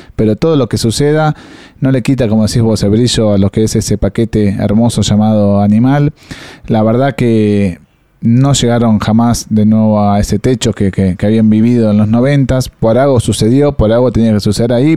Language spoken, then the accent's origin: Spanish; Argentina; somos argentinos